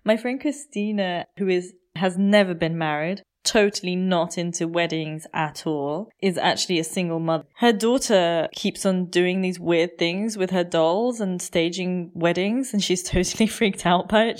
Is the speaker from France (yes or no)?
no; United Kingdom; moved away as an adult; also born or lived in India; now in Germany; when I first came to Germany, being British